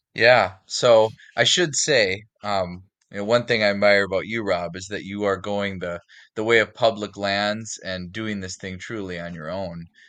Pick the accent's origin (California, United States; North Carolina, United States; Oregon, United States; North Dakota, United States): North Dakota, United States; Fargo; now in Minneapolis, United States; I grew up in Fargo, North Dakota, and, uh, now I live in, in the Minneapolis, the greater Minneapolis area